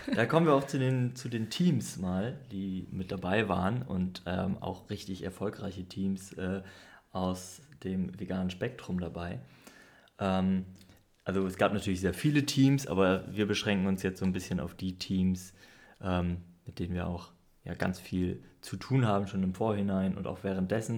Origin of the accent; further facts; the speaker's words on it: Northern Germany, Germany; ich bin ja Norddeutscher